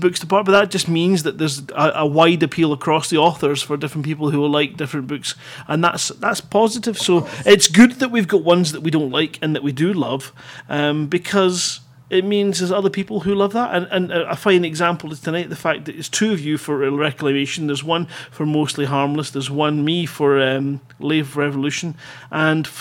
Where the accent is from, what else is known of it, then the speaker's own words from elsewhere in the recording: Scotland, United Kingdom; being Scottish